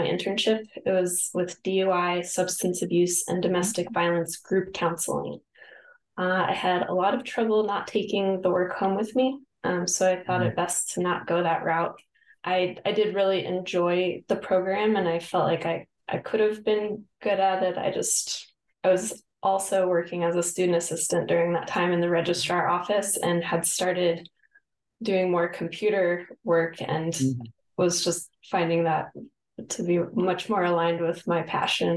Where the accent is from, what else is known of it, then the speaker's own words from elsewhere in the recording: Colorado, United States; moved away as an adult; now in San Diego, United States; I'm from Colorado